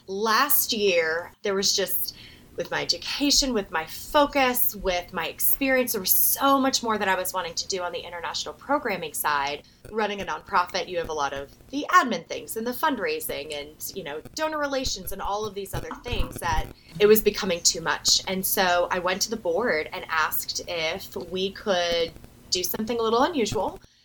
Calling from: Tennessee, United States; I am joining you from Northeast Tennessee.

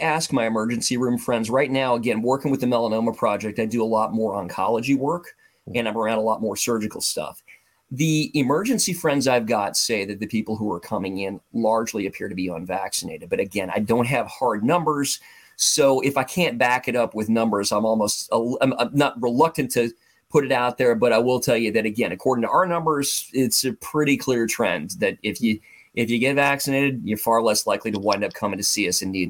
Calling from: Overland Park, Kansas, United States; So I'm calling from an outskirt, from one of the suburbs of Kansas City called Overland Park, Kansas.

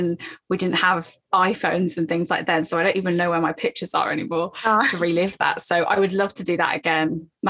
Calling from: London, United Kingdom; Oh, so I'm in London, UK.

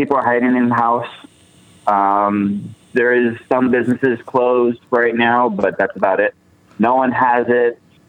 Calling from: Bridgeport, Oregon, United States; I'm actually from Bridgeport, Oregon.

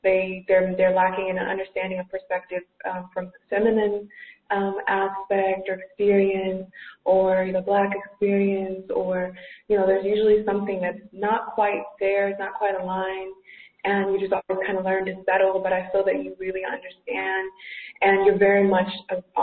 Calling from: Athens, Georgia, United States; I'm calling you from Athens, Georgia

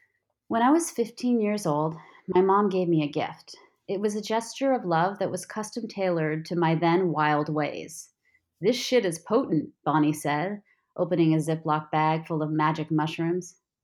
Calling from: Barcelona, Catalonia, Spain; I am calling in from Barcelona, Spain, where I'm living with my husband and five-year-old son.

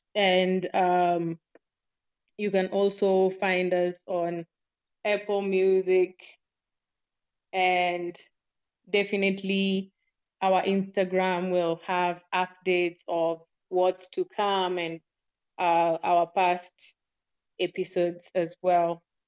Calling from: Kenya; I'm speaking from Kenya.

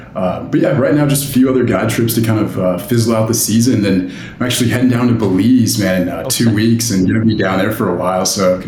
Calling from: Denver, Colorado, United States; So I'm in Denver, Colorado. So just in the capital.

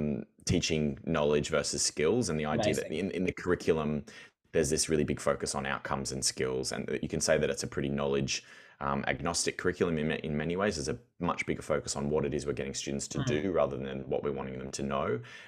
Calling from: Melbourne, Victoria, Australia; I'm in Wurundjeri country in Melbourne's north.

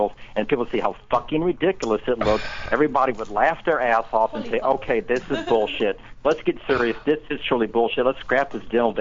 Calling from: Tampa, Florida, United States; from Tampa, Florida, calling you again

